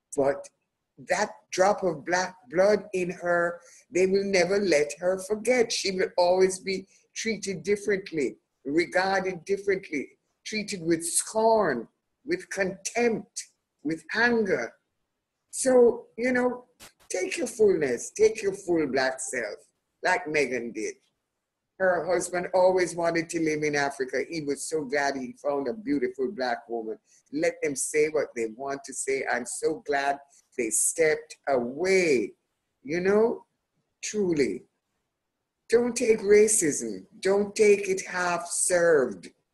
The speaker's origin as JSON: {"language": "English", "country": "Jamaica", "also_born_or_lived": "United Kingdom", "said": "I love being Jamaican"}